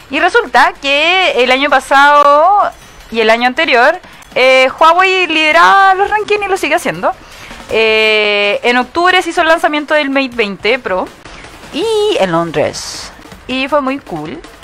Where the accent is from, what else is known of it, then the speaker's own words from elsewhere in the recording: 25 minutes from Peru, Arica y Parinacota, Chile; yo nací a, 25 minutos ah, de Perú